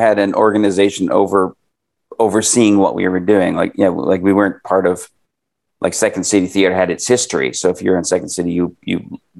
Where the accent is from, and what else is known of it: Canada